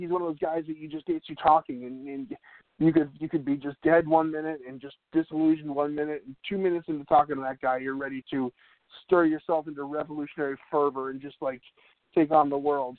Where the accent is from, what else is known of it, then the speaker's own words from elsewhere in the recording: New England, United States; I grew up in New England